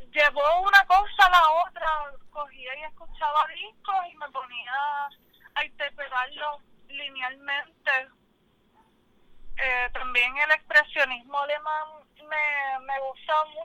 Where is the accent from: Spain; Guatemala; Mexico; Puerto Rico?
Puerto Rico; Cabo Rojo; also born or lived in San Juan; soy de Cabo Rojo. Estuve un tiempo por San Juan, pero regresé.